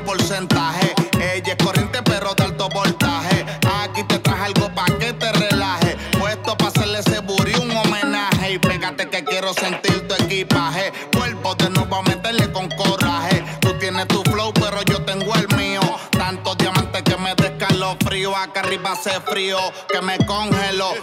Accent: Torremayor, Extremadura, Spain; moved away; yo recuerdo de mucho más pequeño que nos disfrazábamos, aquí la gente se disfrazaba mucho más

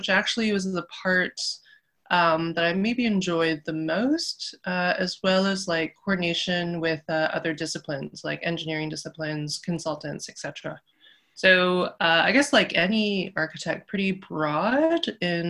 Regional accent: Toronto, Ontario, Canada; I grew up in North York, of Taiwanese Canadian descent

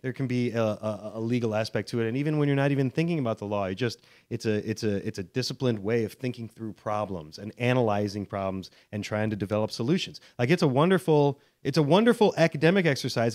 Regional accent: outside Chicago, Illinois, United States; also born or lived in Washington, D.C.; I'm born in D C, but I grew up outside Chicago

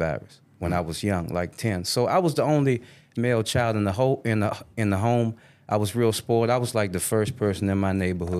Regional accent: Forestville, Maryland, United States; I grew up in Forestville, Maryland

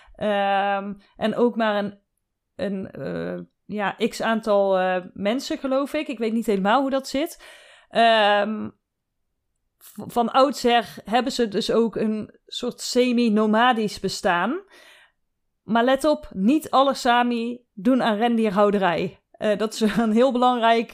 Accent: southern Netherlands, Netherlands; ik kom uit het zuiden van Nederland, daar wordt carnaval gevierd

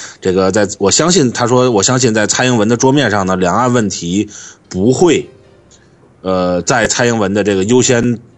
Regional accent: Shandong, China; 所以你跟年纪大一点的人，你说你哪里来的？我山东来的

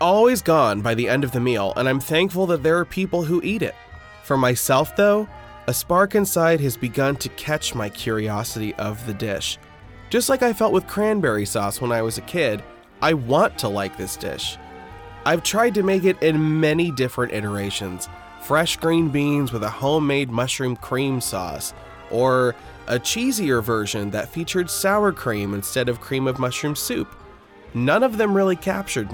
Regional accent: Midwest, United States; I'm from the Midwest

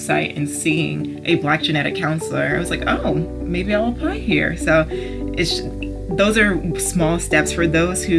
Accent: Maryland, United States; moved away as an adult; now in Ohio, United States; I'm from Maryland

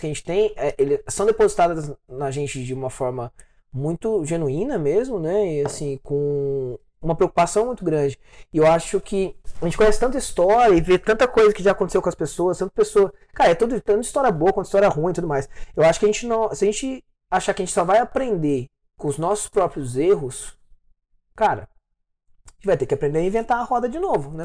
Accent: interior of Minas Gerais, Brazil; moved away as an adult; now in São Paulo, Brazil; Eu sou do interior de Minas Gerais. Né? Minha cidade ela, é, ela é bem pequenininha.

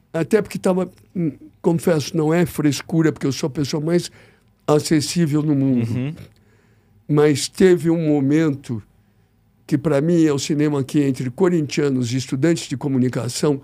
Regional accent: São Paulo, Brazil; Eu nasci em São Paulo, sou corintiano

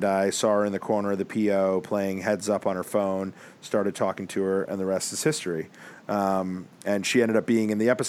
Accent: Stamford, Connecticut, United States; also born or lived in Manhattan, New York; I grew up in Stamford, Connecticut, about 45 minutes outside of Manhattan. And I was born in Manhattan.

